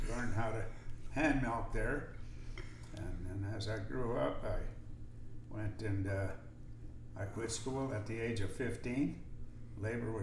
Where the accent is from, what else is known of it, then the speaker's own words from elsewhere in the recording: Bellflower, California, United States; I was born in Bellflower, California, and on the Palo Verde Road, and my dad had a small dairy